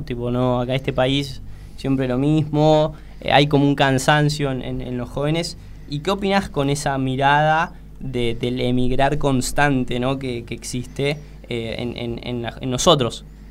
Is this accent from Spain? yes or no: no; Ramos Mejía, Buenos Aires Province, Argentina; yo acá viste con, con Mati somos de, de Ramos Mejía, de Villa Luzuriaga, eh, de lo que sería la, el partido de la matanza